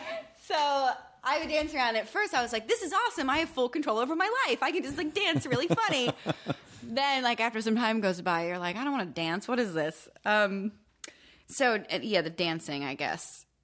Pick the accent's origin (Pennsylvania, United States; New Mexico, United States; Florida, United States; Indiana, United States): Pennsylvania, United States; Benton; I was raised in Pennsylvania.